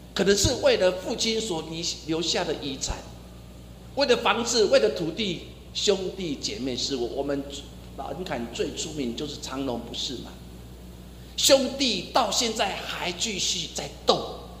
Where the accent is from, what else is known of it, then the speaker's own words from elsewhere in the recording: Taiwan; 我们台湾人常常说，哦，有够碎当当